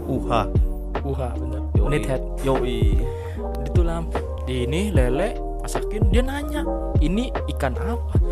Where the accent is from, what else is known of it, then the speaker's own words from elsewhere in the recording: Purworejo, Central Java, Indonesia; gara-gara gue orang Purworejo